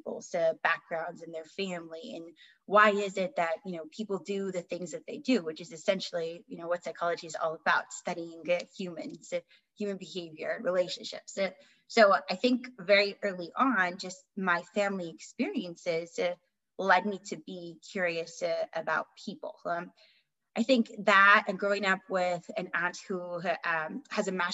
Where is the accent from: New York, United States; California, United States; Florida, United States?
California, United States; Southern; I born and raised in Southern California, and I've lived here for most of my life